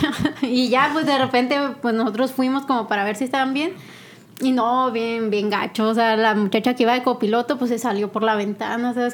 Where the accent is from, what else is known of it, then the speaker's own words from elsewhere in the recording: Chihuahua, Mexico; yo soy de Chihuahua